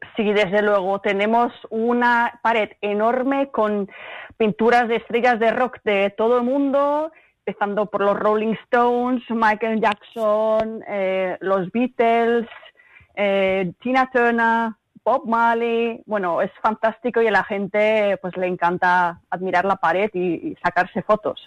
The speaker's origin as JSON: {"language": "Spanish", "town": "Madrid", "region": "Community of Madrid", "country": "Spain", "tie": "born or raised there", "also_born_or_lived": "Germany", "moved": "yes", "lives_now": "Basel, Switzerland", "said": "me he criado en España, en Madrid"}